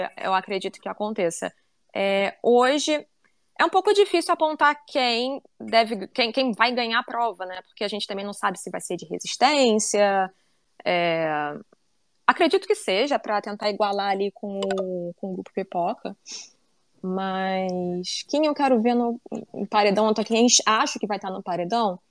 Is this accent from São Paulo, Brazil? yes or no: no; Rio de Janeiro, Brazil; eu sou carioca